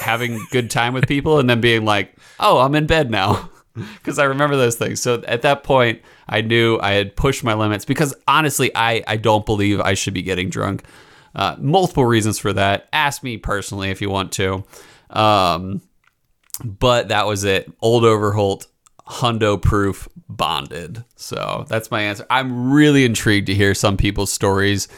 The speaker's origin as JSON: {"language": "English", "region": "East Coast", "country": "United States", "said": "I'm from the East Coast"}